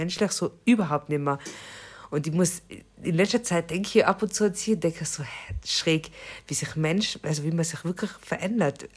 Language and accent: German; Austria; moved away; bei uns in Österreich